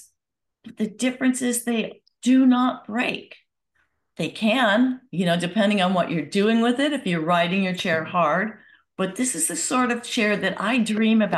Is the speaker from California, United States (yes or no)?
yes; Santa Monica, California, United States; I grew up in Southern California in a sleepy little town called Santa Monica